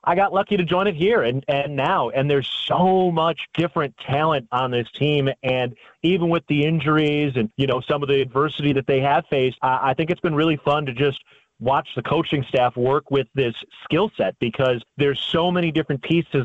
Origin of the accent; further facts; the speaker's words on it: Chicago, Illinois, United States; moved away as an adult; also born or lived in Valparaiso, Indiana / Green Bay, Wisconsin; I uh, grew up in Chicago, Illinois.